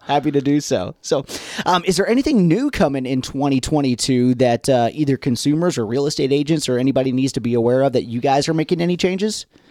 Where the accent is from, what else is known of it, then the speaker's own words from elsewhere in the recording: United States; moved away; I grew up in Gibson County